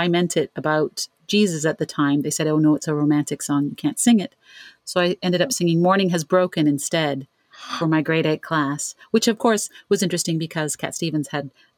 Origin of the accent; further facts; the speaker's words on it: Ontario, Canada; I'm from Canada, from Ontario.